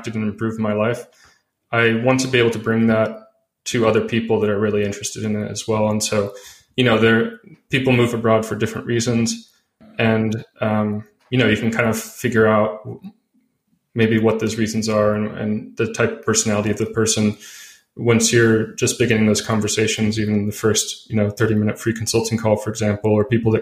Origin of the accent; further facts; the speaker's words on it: United States; moved away as an adult; also born or lived in California; I'm from the US because I really, you know, I've lived abroad since 2014